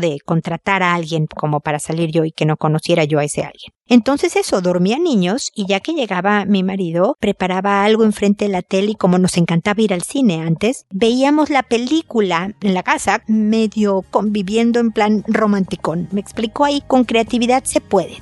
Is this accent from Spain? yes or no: no; Mexico; now in Chile; soy mexicana